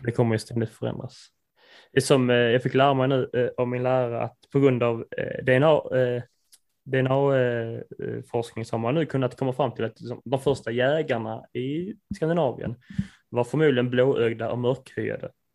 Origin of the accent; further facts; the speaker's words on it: Sweden; Vi är ju svenskar